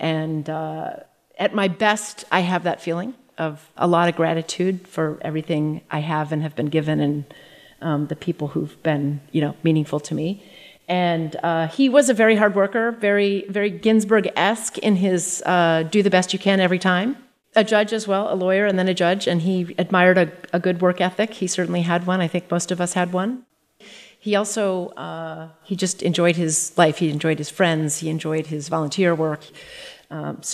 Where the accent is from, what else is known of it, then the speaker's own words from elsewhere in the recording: North Dakota, United States; moved away; growing up in North Dakota. It was a fantastic childhood